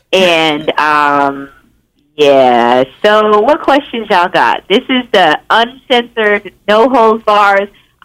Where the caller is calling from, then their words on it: Los Angeles, California, United States; I am calling in from Los Angeles.